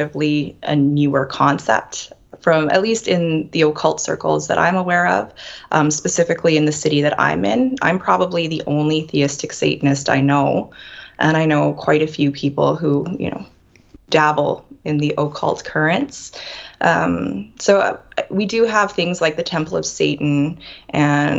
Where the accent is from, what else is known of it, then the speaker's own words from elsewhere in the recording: Western Canada, Canada; I'm from Western Canada